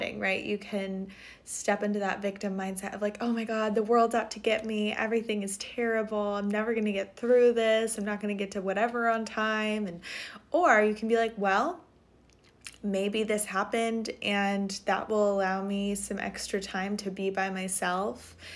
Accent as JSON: {"language": "English", "town": "Montecito", "region": "California", "country": "United States", "tie": "born or raised there", "moved": "as an adult", "lives_now": "Maine, United States", "said": "And Montecito is a town in Santa Barbara County. And I went to middle school in that town and grew up right next to it."}